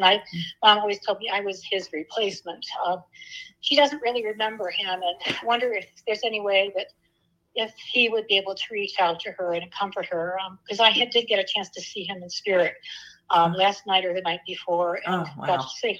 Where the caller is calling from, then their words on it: Cleveland, Ohio, United States; I'm calling from Cleveland, Ohio.